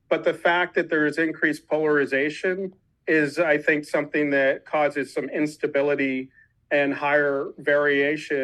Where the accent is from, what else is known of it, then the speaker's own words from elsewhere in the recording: Washington, District of Columbia, United States; I grew up in Washington, D.C.